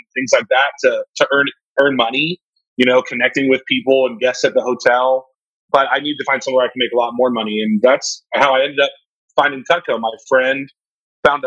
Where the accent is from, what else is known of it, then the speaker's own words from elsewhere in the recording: Pittsboro, North Carolina, United States; I was born and raised in rural North Carolina